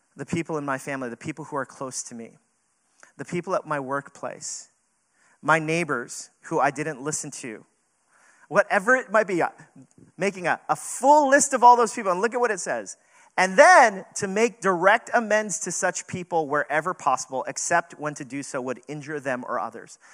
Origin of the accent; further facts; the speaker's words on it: New York City, New York, United States; we're not from California, we're New Yorkers